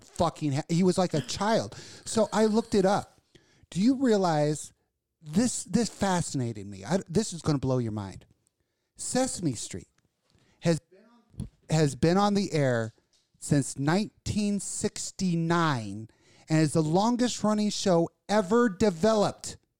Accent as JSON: {"language": "English", "region": "Kentucky", "country": "United States", "said": "from places back in the backwoods in Kentucky with clean air"}